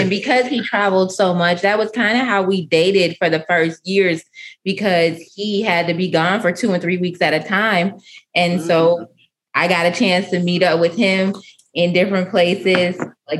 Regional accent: Chicago, Illinois, United States; moved away as an adult; now in Atlanta, United States; I'm from Chicago originally. And he's from South Carolina originally. Yep. And we met in Chicago. We moved to Atlanta 12 years ago.

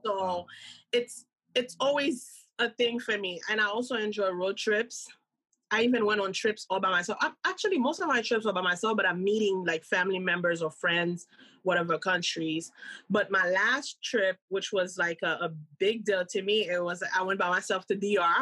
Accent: Cap-Haïtien, Nord, Haiti; moved away; growing up in Haiti

